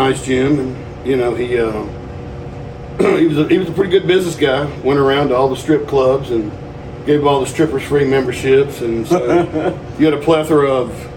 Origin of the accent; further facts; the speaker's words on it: Texas, United States; also born or lived in Birmingham; now in Atlanta, United States; I grew up in Texas, then I moved to Birmingham